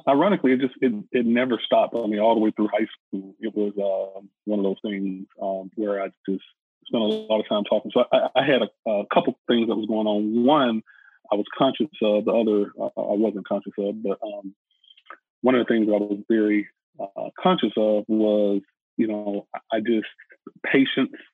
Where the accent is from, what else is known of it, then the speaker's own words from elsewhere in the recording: Atlanta, Georgia, United States; being born and raised in Atlanta, which is the home of the civil rights movement